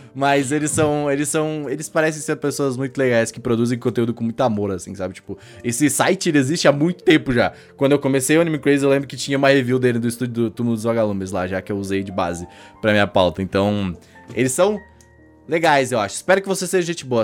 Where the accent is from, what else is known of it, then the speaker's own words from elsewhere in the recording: Rio Grande do Sul, Brazil; eu sou gaúcho